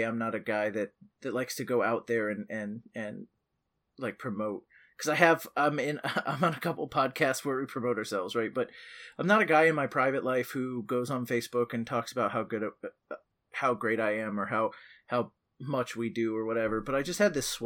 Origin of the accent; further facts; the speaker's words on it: Merritt Island, Florida, United States; Merritt Island is my hometown. It's been my hometown my whole life.